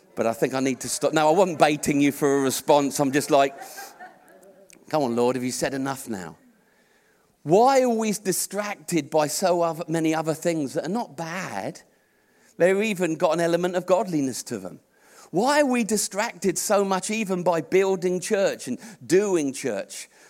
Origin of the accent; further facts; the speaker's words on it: Portsmouth, South East England, United Kingdom; I was born here. I was born in Portsmouth. I'm a Brit.